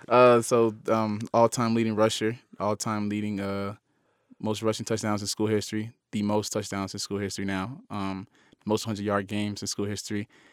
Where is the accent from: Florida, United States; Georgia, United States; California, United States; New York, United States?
Florida, United States; Miami; moved away as an adult; also born or lived in Utah; growing up in Miami, I always, uh, was able to go to the University of Miami